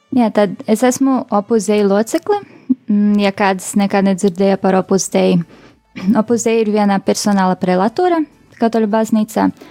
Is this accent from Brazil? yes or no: yes; Rio de Janeiro, Brazil; moved away as an adult; now in Latvia; es esmu oriģināli no Brazīlijas, tur piedzimu Rio de Janeiro.